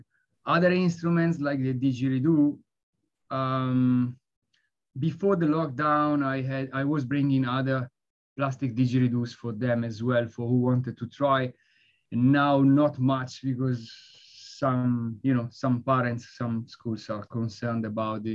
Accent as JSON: {"language": "English", "country": "Italy", "moved": "yes", "lives_now": "London, United Kingdom", "said": "I live in London, but I'm from Italy"}